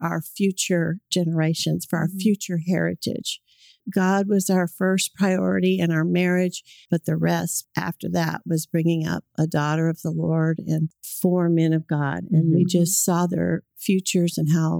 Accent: California, United States; moved away as an adult; now in Oklahoma, United States; I grew up in California. I've lived here in Oklahoma for 40 years

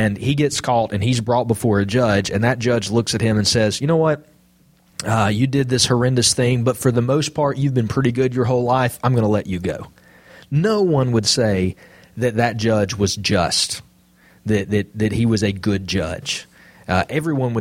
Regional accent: Jasper, United States; I'm from Jasper

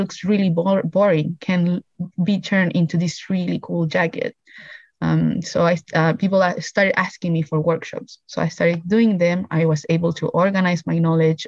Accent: Iquique, Tarapacá, Chile; the north where my hometown is, Iquique.

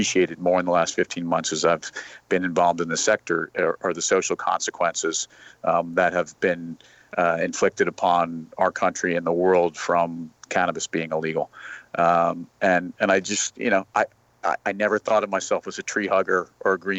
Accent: Westchester, New York, United States; I grew up in Westchester

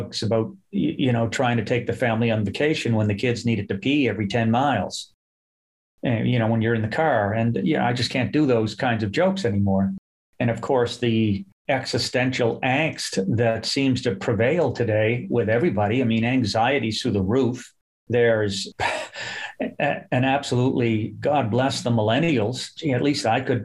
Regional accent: Halifax, Nova Scotia, Canada; now in Toronto, Canada; I grew up in Halifax, a very racialized city

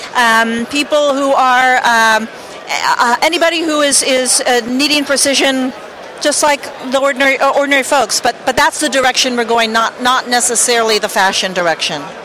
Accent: Boulder, Colorado, United States; we're from Boulder, Colorado

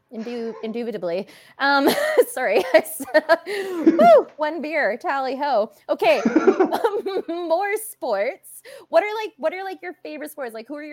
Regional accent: Cochrane, Alberta, Canada; moved away; growing up in Canada and in small towns. Like, Renee and I both grew up in Cochrane

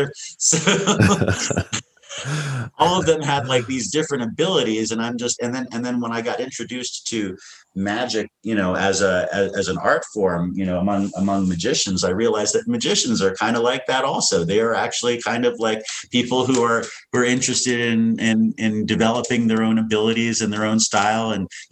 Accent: Washington, District of Columbia, United States; also born or lived in San Francisco / Ithaca; by the time I was born in San Francisco and, you know, 5 years later, my dad gotten a job in Ithaca, New York at Cornell University. But then by the time I was seven, we were moving to Washington, D.C.

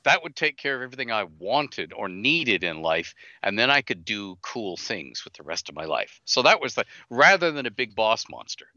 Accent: Canada; I'm Canadian.

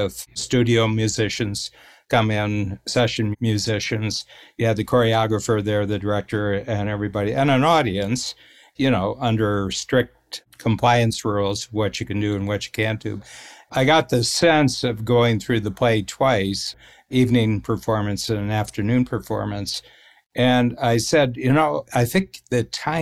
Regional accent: Northern Ohio, United States; We're both from Northern Ohio, sort of, you know, blue collar

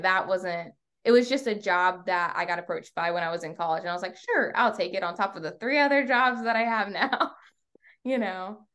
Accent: York County, Virginia, United States; also born or lived in Portsmouth, Virginia; I was born in Portsmouth, Virginia, and, um, we moved up to York County, Virginia, so not far like, an hour away when I was in third grade.

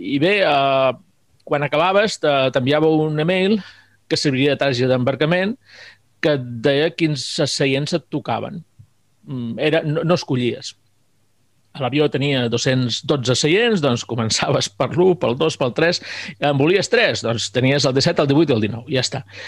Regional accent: Mallorca, Balearic Islands, Spain; moved away; also born or lived in Segur de Calafell, Catalonia; com a mallorquí sempre m'havia quedat la cosa de tornar a Mallorca

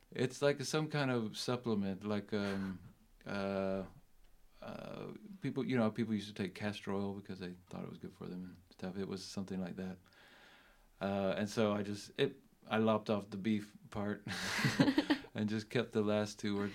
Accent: South Carolina, United States; We grew up together in South Carolina

